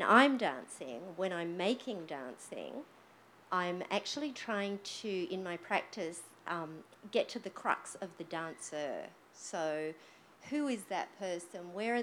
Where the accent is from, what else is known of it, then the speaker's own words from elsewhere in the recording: Australia; I think I'm reasonably safe in saying that on the whole, we, as in Australian society, is very Anglo-centric in the way that we just perceive time.